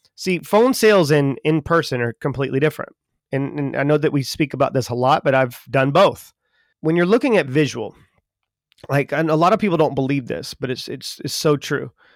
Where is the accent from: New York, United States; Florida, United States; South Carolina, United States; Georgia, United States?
South Carolina, United States; Charleston; I'm from Charleston, South Carolina